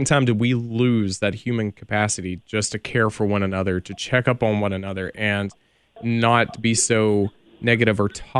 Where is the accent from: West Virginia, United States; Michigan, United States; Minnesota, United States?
West Virginia, United States; I was born in West Virginia. I was born a coal miner's daughter.